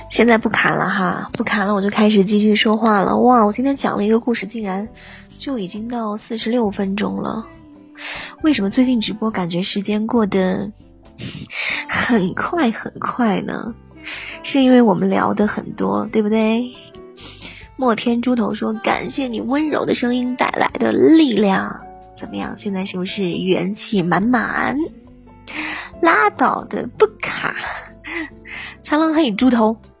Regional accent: northern China, China; 我是北方人

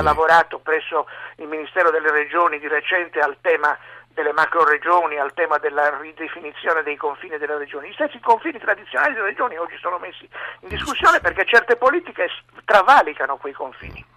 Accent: Sardinia, Italy; io da sardo e da autonomista

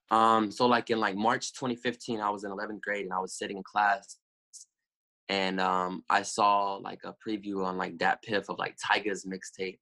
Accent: Little Rock, Arkansas, United States; also born or lived in Denton, Texas; I was born in Denton, but when I was six months old, I moved to Little Rock

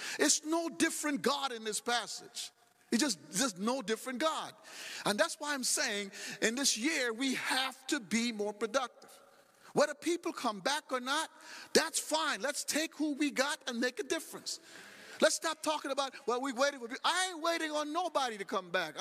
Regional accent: United States; I'm from America

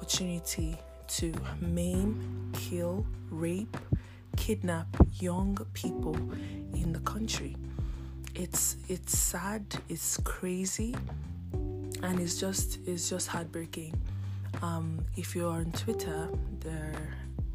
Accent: Nigeria; my home country, Nigeria

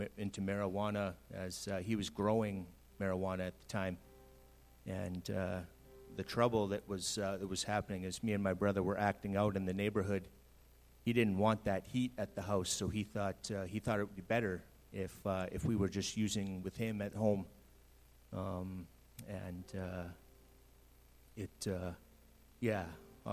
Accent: British Columbia, Canada; moved away as an adult; also born or lived in Saskatchewan / Kelowna; I went to BC in 1990. Grew up there

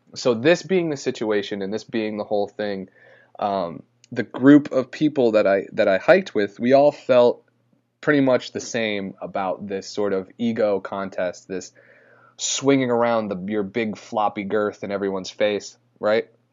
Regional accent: St. Albans, Vermont, United States; I was born in Saint Albans, Vermont.

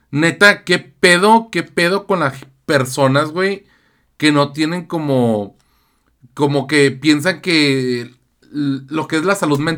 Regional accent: Tijuana, Baja California, Mexico; Somos de Tijuana. Tijuana, nena. Tijuana.

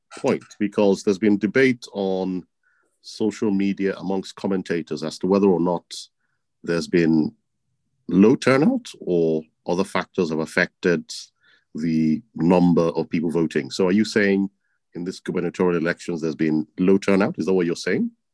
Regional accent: Edo, Nigeria; my home state, Edo State

